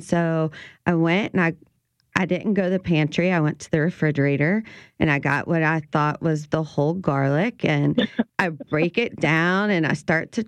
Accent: Ascension Parish, South Louisiana, United States; I grew up in Ascension Parish

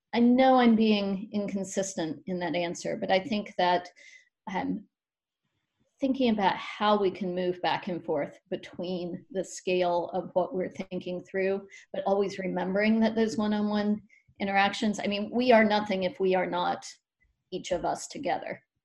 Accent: Appalachia, Western North Carolina, United States; I'm from Appalachia over in Western North Carolina

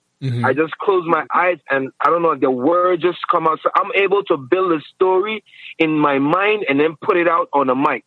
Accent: Saint Croix, U.S. Virgin Islands; I hail from the U.S. Virgin Islands.

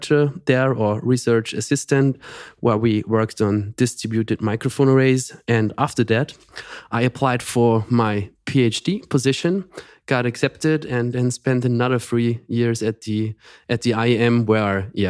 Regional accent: Austria; also born or lived in Graz; Yeah, I'm from Austria, and we are based in Graz

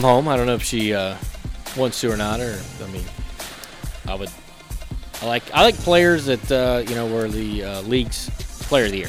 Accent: North Carolina, United States; moved away; my home state of North Carolina

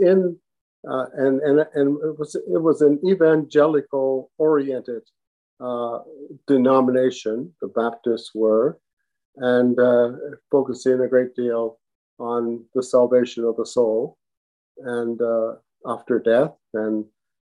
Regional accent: New Glasgow, Nova Scotia, Canada; moved away; I was born and brought up in New Glasgow, Nova Scotia, in a segregated Black community

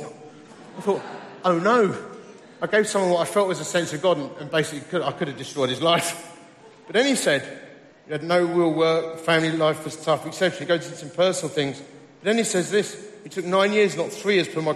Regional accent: Romford, London, United Kingdom; also born or lived in Dagenham; I was just a bloke from Romford. Actually, I was born in Dagenham.

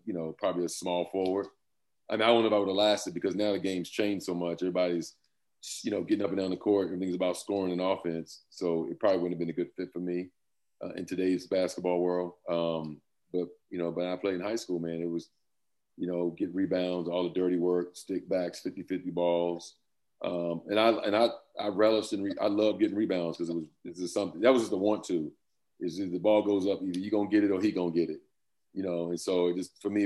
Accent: Yorktown, Virginia, United States; moved away as an adult; also born or lived in Boston, Massachusetts; born and raised in down in Yorktown, Virginia.

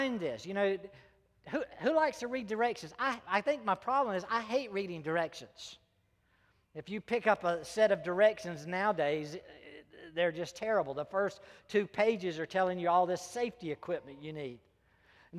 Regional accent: South Carolina, United States; I was born and raised in South Carolina

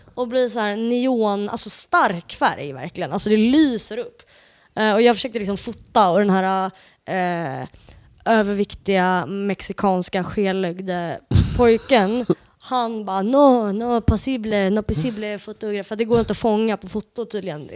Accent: Portugal; jag är ju portugis

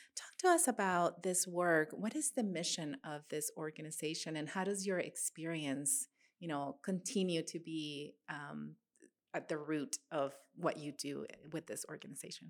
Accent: Matamoros, Tamaulipas, Mexico; moved away; also born or lived in Rio Grande Valley, Texas; I grew up in Matamoros

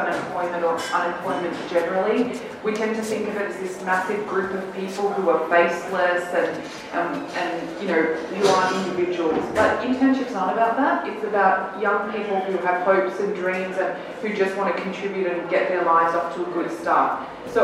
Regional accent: Australia; I grew up in Australia

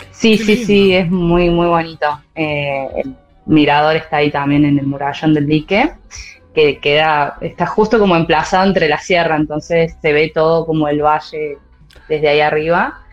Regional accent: San Luis, Argentina; moved away as an adult; now in Córdoba, Argentina; Yo soy de San Luis Capital, pero ahora vivo en Córdoba hace casi 10 años.

